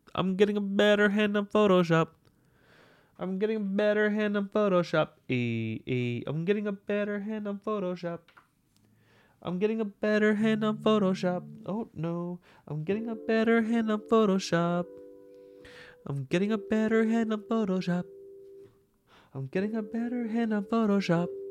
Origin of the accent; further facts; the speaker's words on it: New York City, New York, United States; I'm a New Yorker